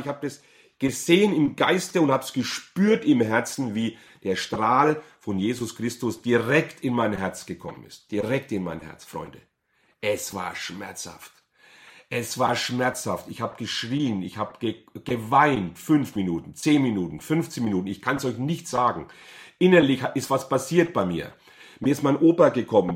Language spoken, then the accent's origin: German; Bad Kissingen, Bavaria, Germany; Ich bin aufgewachsen in Bad Kissingen.